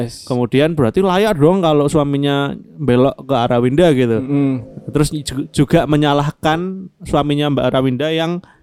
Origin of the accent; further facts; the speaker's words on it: Jakarta, Indonesia; Kita orang Betawi itu.